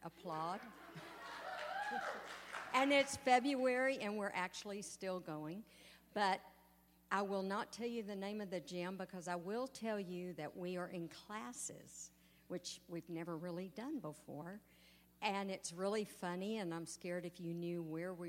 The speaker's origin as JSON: {"language": "English", "region": "East Texas", "country": "United States", "tie": "born or raised there", "said": "growing up in East Texas, we had a wonderful school"}